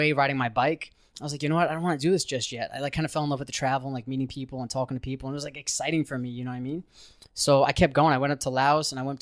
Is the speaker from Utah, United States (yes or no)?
no; Syosset, New York, United States; moved away as an adult; also born or lived in Suffolk County, New York; now in Chiang Mai, Thailand; I'm originally from Long Island, New York. I was born in Syosset. I lived in Suffolk County.